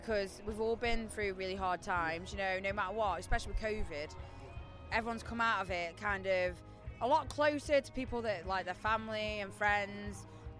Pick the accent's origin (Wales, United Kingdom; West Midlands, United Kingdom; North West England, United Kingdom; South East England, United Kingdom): West Midlands, United Kingdom; Stoke-on-Trent; accent: Stokian; I'm from Stoke